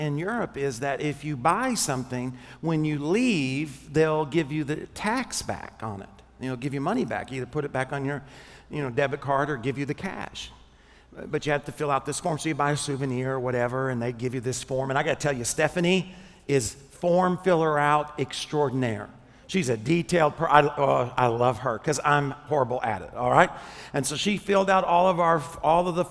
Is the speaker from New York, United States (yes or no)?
no; Arkansas, United States; I'm from Arkansas